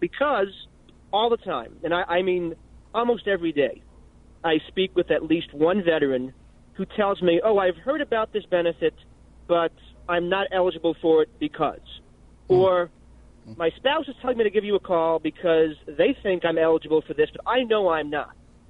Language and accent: English; Plattsburgh, New York, United States; Plattsburgh, New York.